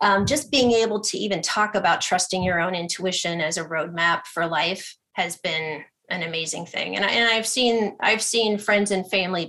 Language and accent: English; Ohio, United States; I'm very scientific. I'm from Ohio originally. My parents are teachers.